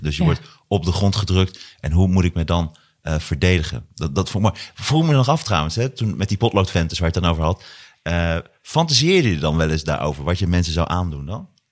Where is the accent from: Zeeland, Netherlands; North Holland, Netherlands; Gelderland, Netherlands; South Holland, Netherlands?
Gelderland, Netherlands; Hattem; also born or lived in Zwolle; wij woonden in Hattem. Eh, ik kom uit Hattem en Zwolle